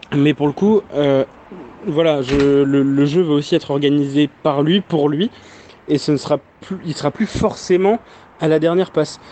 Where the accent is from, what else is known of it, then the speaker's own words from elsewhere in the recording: Brest, Brittany, France; j'ai toute ma famille à Brest, je suis né à Brest